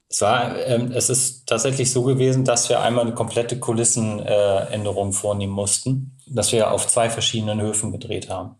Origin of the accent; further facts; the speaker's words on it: Hamburg, Germany; gebürtig komme ich ja aus Hamburg